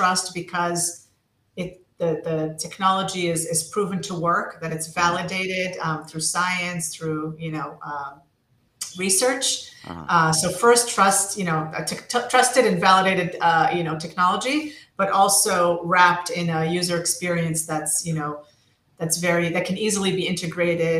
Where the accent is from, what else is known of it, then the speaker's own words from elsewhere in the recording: United States; moved away as an adult; now in Israel; I was raised in the States and started my career in the States on the East Coast